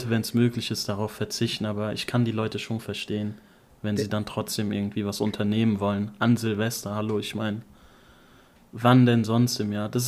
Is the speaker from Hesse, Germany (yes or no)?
yes; Offenbach am Main, Hesse, Germany; bei uns in Offenbach